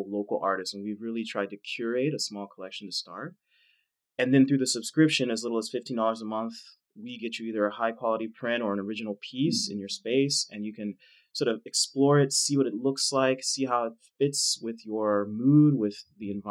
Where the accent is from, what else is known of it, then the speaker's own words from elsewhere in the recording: Dallas, Texas, United States; I grew up in Dallas, poor neighborhood